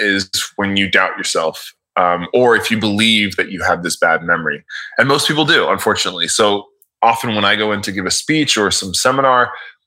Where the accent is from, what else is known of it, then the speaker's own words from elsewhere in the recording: Miami, Florida, United States; I'm from Miami. So I know Miami very well in terms of directions and where everything is laid out